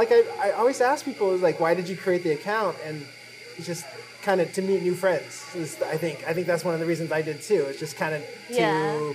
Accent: Seattle, Washington, United States; I'm also born and raised in Seattle, in the east side area in Seattle as well

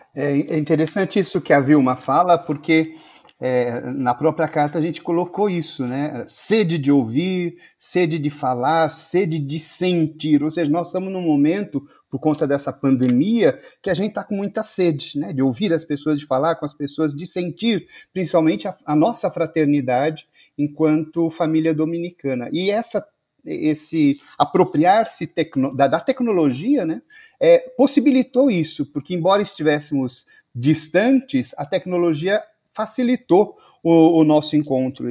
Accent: Campo Limpo Paulista, São Paulo, Brazil; eu sou da cidade de Campo Limpo Paulista, interior de São Paulo

